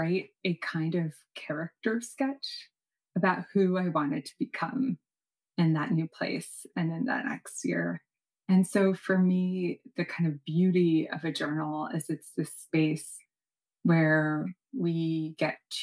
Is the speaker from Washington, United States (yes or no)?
no; New York City, New York, United States; I was born in New York City